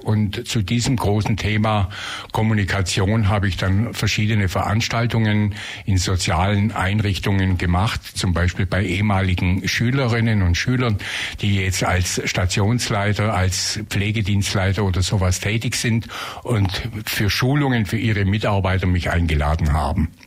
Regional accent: Leipheim, Bavaria, Germany; also born or lived in Tübingen; now in Ulm, Germany; ich bin gebürtig aus Leipheim, in der Nähe von Günzburg, habe mein Abitur hier in Ulm gemacht

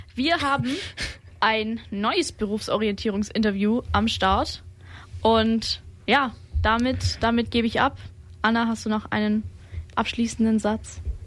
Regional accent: Germany; ich bin auch aus der Region

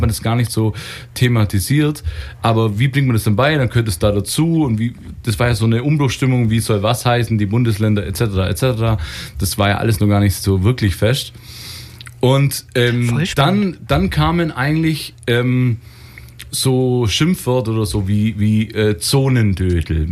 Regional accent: West Germany, Germany; ich bin Wessi-Kind ja. schon immer gewesen

